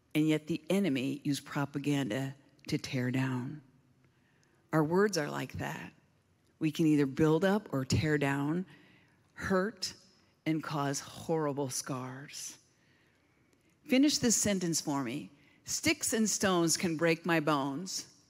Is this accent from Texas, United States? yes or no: no; Southern Oregon, United States; I hail from Southern Oregon.